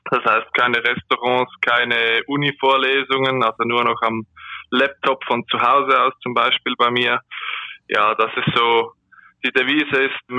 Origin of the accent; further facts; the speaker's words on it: Aargau, Switzerland; now in Zürich, Switzerland; nur mein Wohnort. Ich komme eigentlich aus dem Kanton Aargau